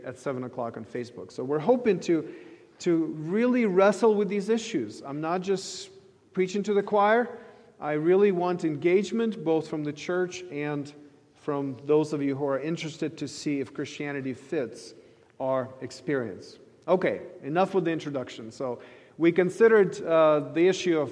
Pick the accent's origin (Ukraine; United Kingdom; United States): Ukraine; moved away; I grew up in the Soviet Ukraine, as many of you know, and I grew up in a thoroughly secular society